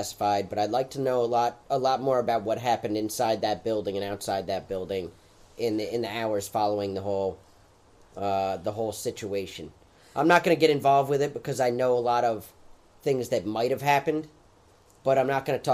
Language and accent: English; United States; being American.